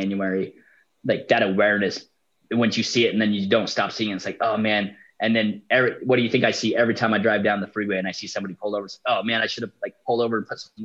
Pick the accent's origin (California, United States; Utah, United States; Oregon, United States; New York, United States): Utah, United States; I'm from Utah.